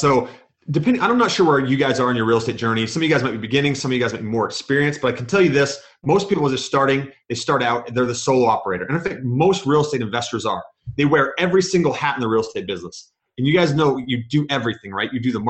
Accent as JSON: {"language": "English", "region": "Georgia", "country": "United States", "tie": "born there", "also_born_or_lived": "Virginia / New York / Kansas / Germany", "lives_now": "Utah, United States", "said": "I'm an Army brat. So I was born in Georgia. I've lived in Virginia."}